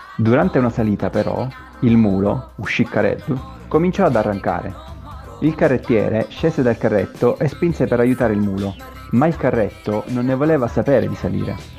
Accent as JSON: {"language": "Italian", "town": "Catania", "region": "Sicily", "country": "Italy", "moved": "as an adult", "lives_now": "Turin, Italy", "said": "sono un siciliano trapiantato a Torino, sono un catanese. E dal 2010 vivo a Torino"}